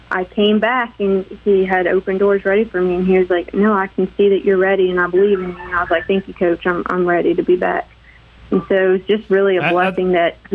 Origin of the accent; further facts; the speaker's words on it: Hattiesburg, Mississippi, United States; born there; Okay, so actually, I was born in Hattiesburg at Forrest General, and both of my parents attended Southern Miss in college.